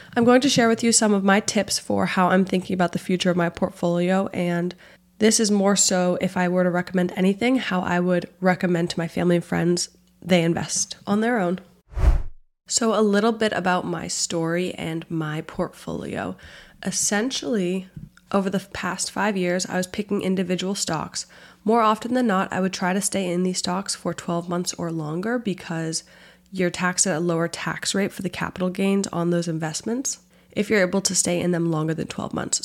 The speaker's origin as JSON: {"language": "English", "town": "Boston", "region": "Massachusetts", "country": "United States", "tie": "born or raised there", "also_born_or_lived": "Washington, D.C.", "moved": "as an adult", "said": "I grew up in the Boston area, but went down to Georgetown for college"}